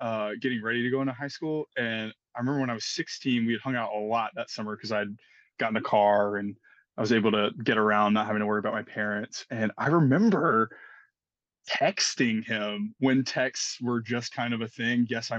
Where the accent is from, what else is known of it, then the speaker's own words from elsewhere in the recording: Montgomery, Alabama, United States; moved away as an adult; also born or lived in Niceville, Florida; now in Nashville, United States; I'm originally from Montgomery, Alabama.